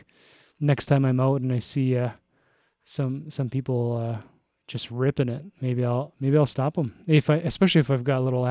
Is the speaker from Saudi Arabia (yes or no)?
no; Toronto, Ontario, Canada; moved away; I'm from Toronto.